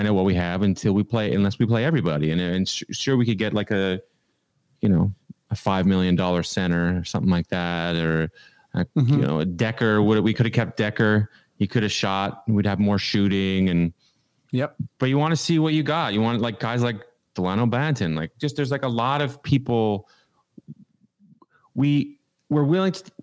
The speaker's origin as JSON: {"language": "English", "country": "Canada", "moved": "yes", "lives_now": "United States", "said": "I live in America, I'm Canadian"}